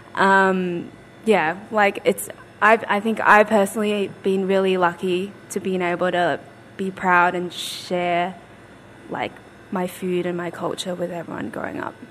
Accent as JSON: {"language": "English", "town": "Footscray", "region": "Victoria", "country": "Australia", "tie": "born or raised there", "said": "I grew up in Footscray"}